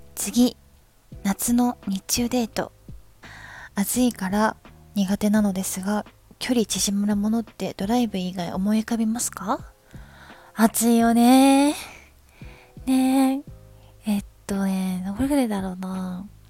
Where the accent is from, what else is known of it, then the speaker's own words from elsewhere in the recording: Ikoma, Nara, Japan; moved away; 私は生駒市出身なんですけど、奈良県生駒市は空気がいいところ